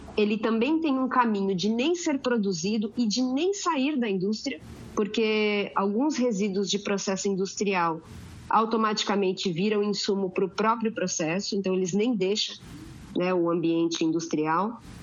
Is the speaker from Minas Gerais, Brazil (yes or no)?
no; Santos, São Paulo, Brazil; eu sou de Santos. 013.